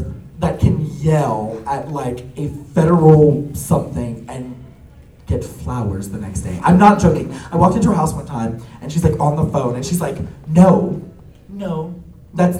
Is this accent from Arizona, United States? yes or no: no; Louisiana, United States; I'm from Louisiana, we have parishes and not counties